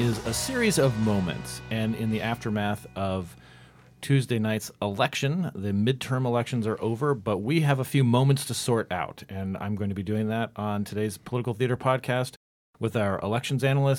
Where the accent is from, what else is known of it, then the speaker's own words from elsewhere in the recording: Arizona, United States; That's my home state.